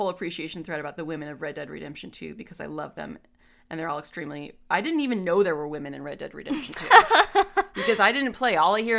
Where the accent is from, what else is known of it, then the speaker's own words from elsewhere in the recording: New Zealand; Only because they speak Maori and I'm from New Zealand, so it feels nice.